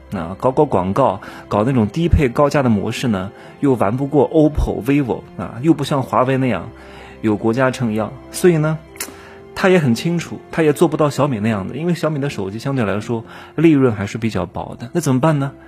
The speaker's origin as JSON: {"language": "Chinese", "country": "China", "said": "我也是中国的男人"}